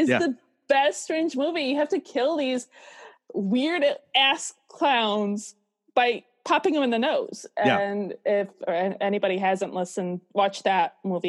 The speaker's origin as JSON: {"language": "English", "town": "Utica", "region": "New York", "country": "United States", "tie": "born or raised there", "moved": "yes", "lives_now": "California, United States", "said": "Yes, I'm originally from Utica, New York."}